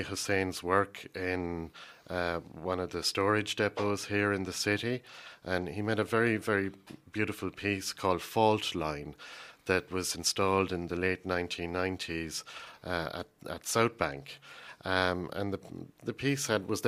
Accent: Ireland; I'm an Irishman

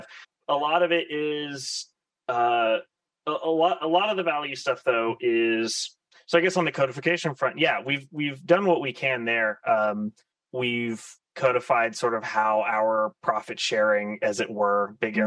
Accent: Florida, United States; moved away as an adult; also born or lived in San Francisco area, United States; I've since moved home to where I grew up in Florida.

